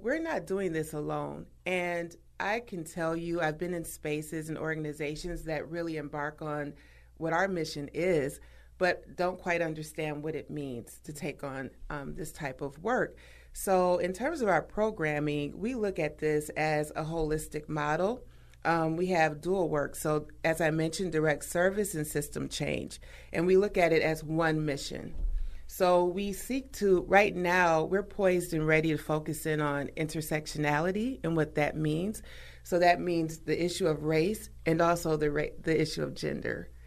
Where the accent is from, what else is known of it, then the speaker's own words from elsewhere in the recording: Milwaukee, Wisconsin, United States; I'm a native of Milwaukee. So, Wisconsin and Milwaukee is my home state, hometown